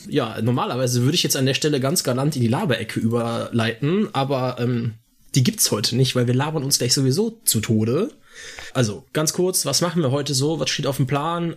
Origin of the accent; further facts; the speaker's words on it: Austria; now in Cologne, Germany; ich bin Österreicher